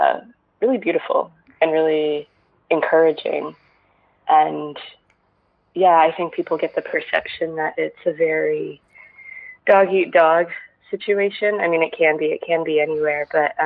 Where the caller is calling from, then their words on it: Los Angeles, California, United States; I'm from Los Angeles.